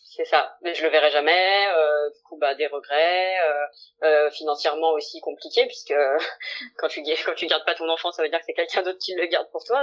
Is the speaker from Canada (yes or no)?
no; Lyon, Auvergne-Rhône-Alpes, France; j'ai 29 ans, euh, je suis lyonnaise